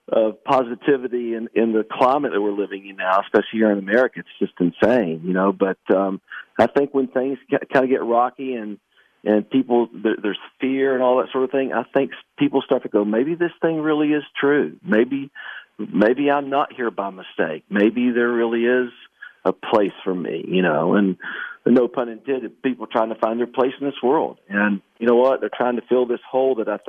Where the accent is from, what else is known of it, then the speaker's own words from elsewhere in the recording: Canova, West Virginia, United States; my hometown of Canova, West Virginia, in 1973